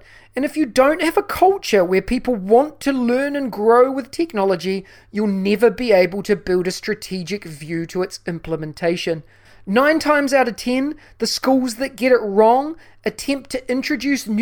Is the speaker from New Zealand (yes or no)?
yes; New Zealand; my home country of New Zealand